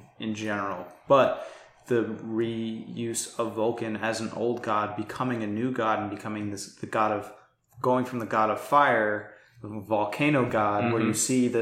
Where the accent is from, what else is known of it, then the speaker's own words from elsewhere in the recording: New York, United States; I was born and raised in New York